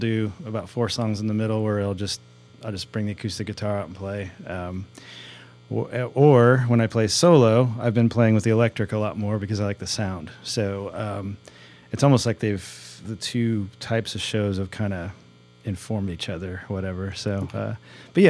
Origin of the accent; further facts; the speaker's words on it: Crawfordsville, Indiana, United States; my hometown of Crawfordsville